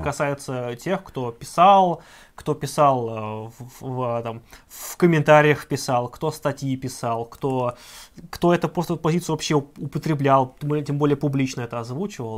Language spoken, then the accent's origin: Russian; Ivanovo, Ivanovo Oblast, Russia; вот откуда я родом, я из Иванова